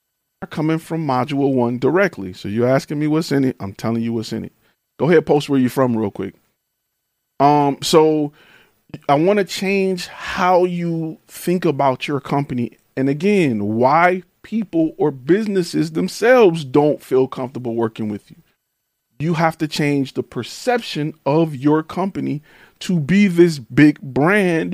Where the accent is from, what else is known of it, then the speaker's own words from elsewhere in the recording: Detroit, Michigan, United States; I'm from Detroit